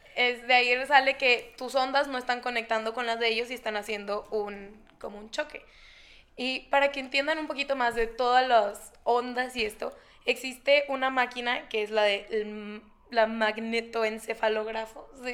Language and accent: Spanish; Nogales, Sonora, Mexico; moved away as an adult; now in Guadalajara, Mexico; no soy de aquí, soy de Nogales, Sonora